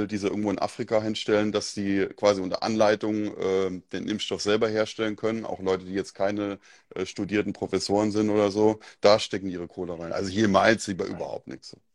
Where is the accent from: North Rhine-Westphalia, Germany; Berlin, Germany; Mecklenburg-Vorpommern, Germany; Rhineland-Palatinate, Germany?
Rhineland-Palatinate, Germany; Mainz; Ich komme aus Mainz, aus der Nähe von Mainz. Ich bin Mensa Bub. Hört man vielleicht auch am Dialekt.